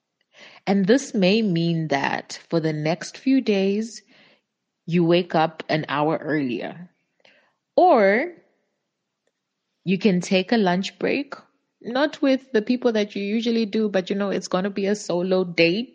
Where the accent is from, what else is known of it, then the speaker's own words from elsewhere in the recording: Zambia; I'm from Zambia